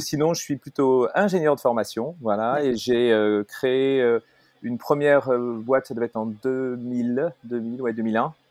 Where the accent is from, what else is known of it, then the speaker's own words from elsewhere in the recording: Paris, Île-de-France, France; je suis donc euh, bah, euh, parisien, même si de cœur je suis breton